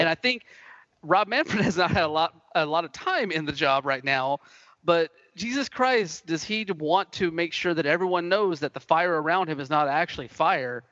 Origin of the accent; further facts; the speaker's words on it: Moultrie, Georgia, United States; moved away; also born or lived in Atlanta, Georgia; where I grew up in South Georgia is a little town called Moultrie